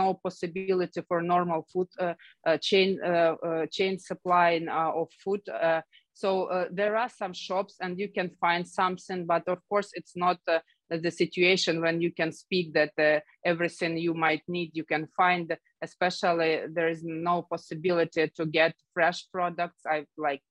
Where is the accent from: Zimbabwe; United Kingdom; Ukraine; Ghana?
Ukraine; Kharkiv, Kharkiv Oblast; I know the city very well. It's my hometown.